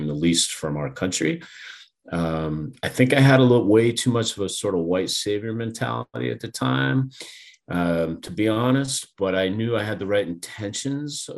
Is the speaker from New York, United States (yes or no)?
no; West Hartford, Connecticut, United States; moved away as an adult; also born or lived in Los Angeles, California; I was from West Hartford, Connecticut